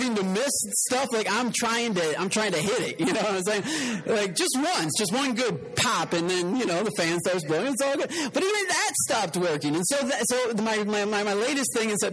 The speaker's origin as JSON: {"language": "English", "region": "Michigan", "country": "United States", "moved": "yes", "lives_now": "Texas, United States", "said": "I'm from Michigan"}